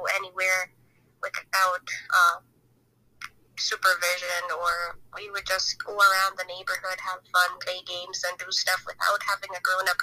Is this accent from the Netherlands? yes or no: no; Belize; I grew up in Belize. I am a Belizean, and it was a very nice childhood.